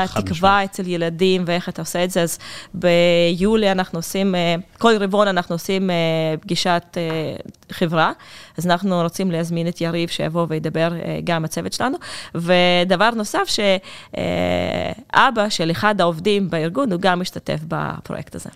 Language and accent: Hebrew; Russia; accent: Russian; Hebrew is a second language; now in Israel; זה שוק שהוא מאוד קרוב לליבי. אפשר לשמוע את זה מהמבטא שלי